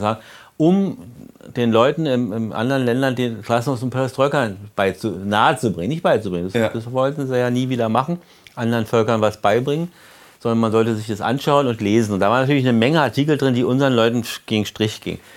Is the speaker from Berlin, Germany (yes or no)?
yes; Berlin, Germany; wie wir immer als Berliner sagten